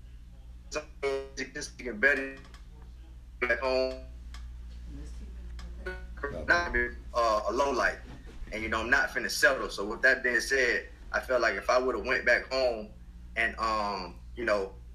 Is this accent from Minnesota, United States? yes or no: no; Quincy, Florida, United States; I'm from Quincy, Florida. It's a small town.